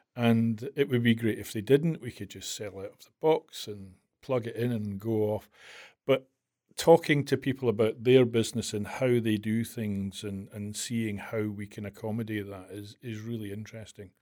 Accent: Glasgow, Scotland, United Kingdom; accent: Scottish; I was born in Glasgow in nineteen sixty-four

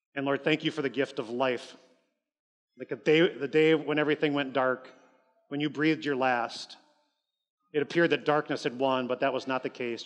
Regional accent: Columbus, Ohio, United States; now in Appleton, United States; I grew up in Columbus, Ohio.

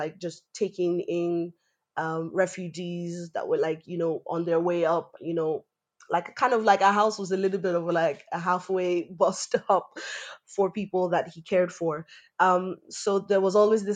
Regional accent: Ireland; also born or lived in Nigeria / France; I live in Ireland. I grew up in Ireland, but I'm from Nigeria

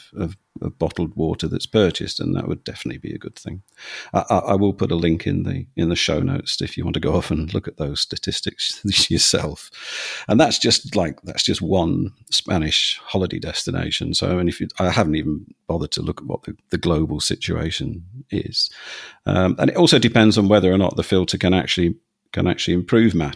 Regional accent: London, United Kingdom; now in Bolton, United Kingdom; I'm from London, where the water is hard

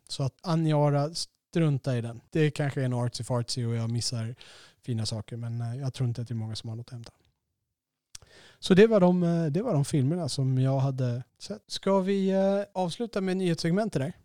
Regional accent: Sweden; vår stereotyp som svenskar

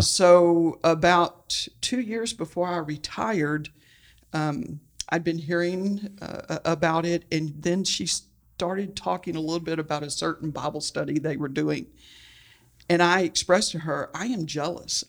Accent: Houston, Texas, United States; I, uh, was born and raised in Houston, Texas

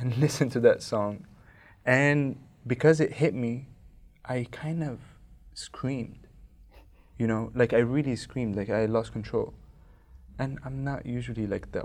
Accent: Cairo, Cairo Governorate, Egypt; I am from Cairo, Egypt

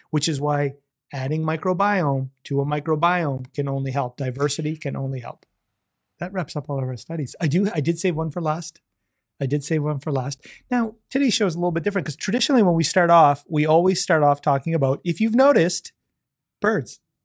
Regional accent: Canada; being a Canadian

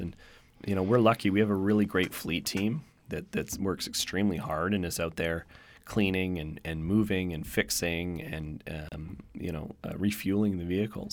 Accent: Victoria, British Columbia, Canada; now in Vancouver, Canada; I grew up in Victoria, and when I grew up in Victoria

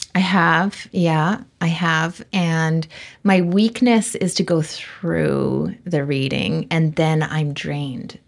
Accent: Vancouver, British Columbia, Canada; I grew up in Vancouver

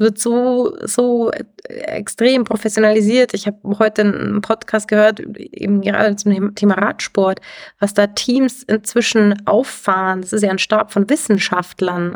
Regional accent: Garmisch-Partenkirchen, Bavaria, Germany; Ich komme aus dem Ski Freestyle, also bin ein Kind der Berge, bin ja hier aufgewachsen

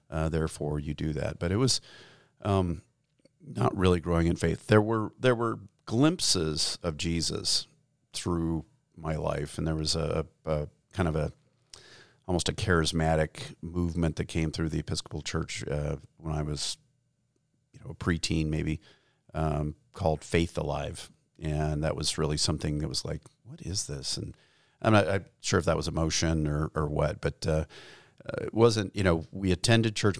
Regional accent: Gallup, New Mexico, United States; we grew up in Gallup, New Mexico, which is a small town on what used to be Route sixty-six

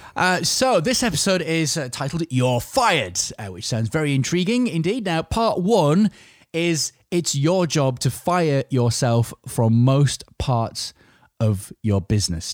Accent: Yorkshire and the Humber, United Kingdom; I'm a Yorkshireman

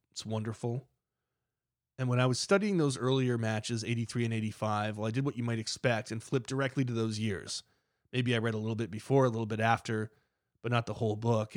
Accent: United States; I'm an American.

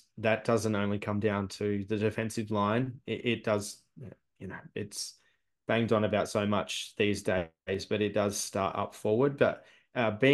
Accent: Adelaide, South Australia, Australia; I'm a punter from Adelaide who spectates every couple of weeks

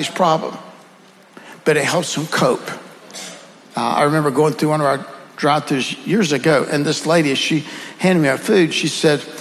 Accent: the South, United States; accent: Southern; with my Southern accent

